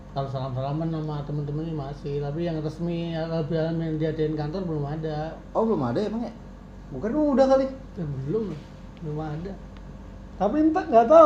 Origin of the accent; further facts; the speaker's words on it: Yogyakarta, Special Region of Yogyakarta, Indonesia; Ya kalau kemarin gue emang pulang ke Jogja, cuman gue